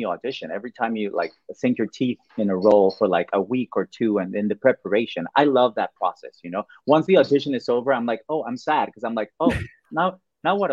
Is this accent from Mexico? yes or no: yes; Mexico; English is a second language; moved away